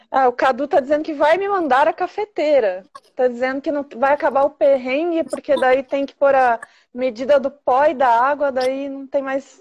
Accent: Jandaia do Sul, Paraná, Brazil; eu também sou da cidade do Ratinho

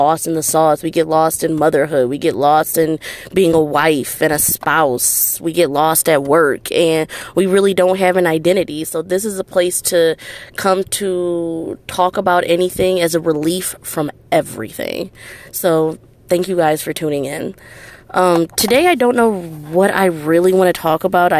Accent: Detroit, Michigan, United States; I'm from Detroit, Michigan

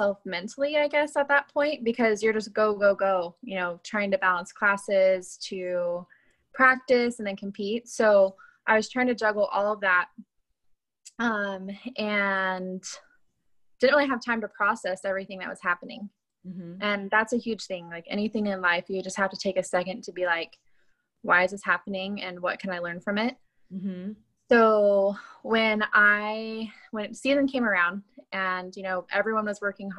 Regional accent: Lancaster, California, United States; I was born and raised in Lancaster, California.

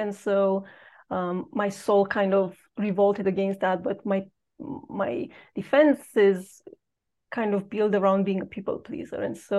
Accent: Romania; moved away as an adult; I've known that I don't belong where I was educated or where I grew up in Romania.

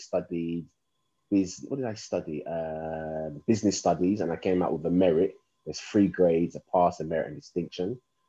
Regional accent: London, United Kingdom; I was born and raised in London, Hackney, East London.

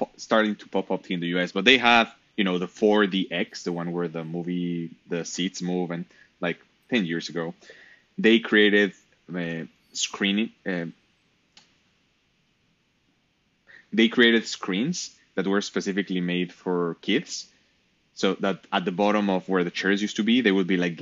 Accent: Mexico; now in San Francisco Bay Area, United States; I'm from Mexico.

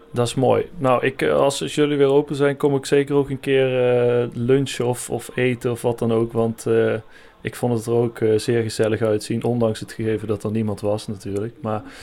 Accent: Eindhoven, North Brabant, Netherlands; ik kom uit Eindhoven

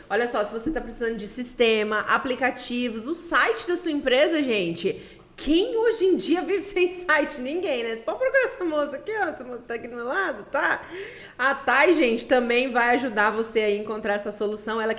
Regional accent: Campo Grande, Mato Grosso do Sul, Brazil; eu sou de Campo Grande, eu tenho muito orgulho de ser de Campo Grande.

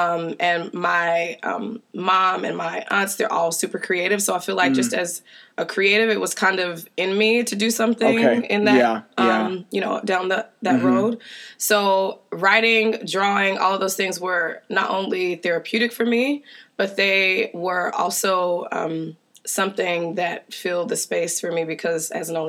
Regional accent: the South, United States; No, okay, I'm not from Seattle. I'm so Southern.

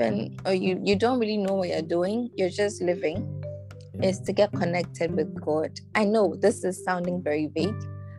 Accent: Ghana; Why am I a Ghanaian?

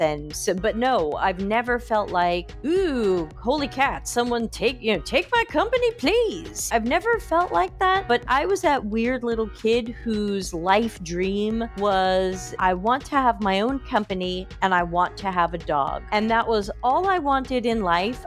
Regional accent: United States; moved away as an adult; now in Sardinia, Italy; I was born and raised in America, which my accent gives away, and I've been living in Italy for over five years

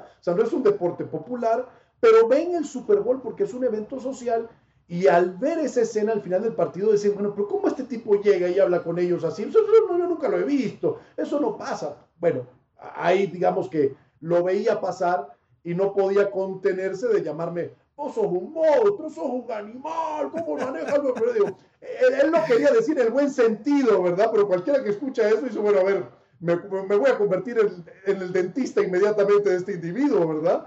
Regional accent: Monterrey, Nuevo León, Mexico; accent: del norte; also born or lived in Panama; now in Mexico City, Mexico; pues soy más regio que panameño en cuanto a tiempo de vida. O sea, yo viví más años en Monterrey que en Panamá

